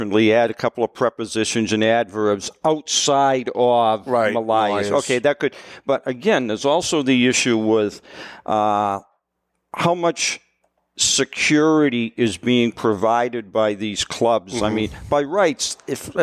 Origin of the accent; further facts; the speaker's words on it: Lynn, Massachusetts, United States; I grew up in Lynn